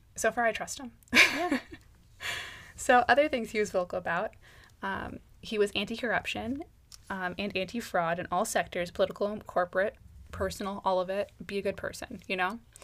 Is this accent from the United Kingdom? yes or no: no; United States; accent: American; as an American